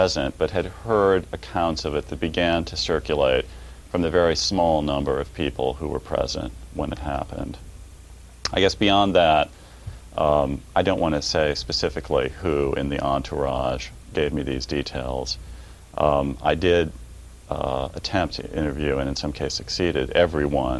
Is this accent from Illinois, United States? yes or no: yes; Quincy, Illinois, United States; I was born in the Midwest, a small city right on the banks of the Mississippi River, Quincy, Illinois